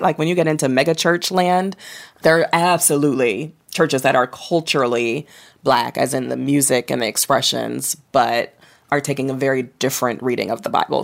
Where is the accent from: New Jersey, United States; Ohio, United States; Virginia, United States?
Ohio, United States; Toledo; I grew up in Toledo, Ohio